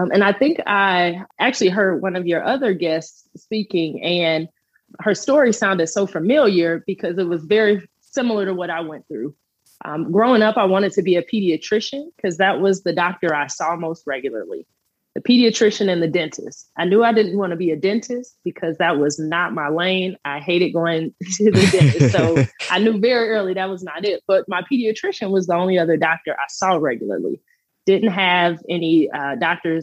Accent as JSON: {"language": "English", "town": "Country Club Hills", "region": "Illinois", "country": "United States", "tie": "born or raised there", "also_born_or_lived": "Hazel Crest, Illinois / Edwardsville, Illinois / Memphis, Tennessee / Kansas City", "moved": "as an adult", "said": "I grew up in Country Club Hills, and then we actually moved to Hazelcrest, and I ended up going to HF for high school"}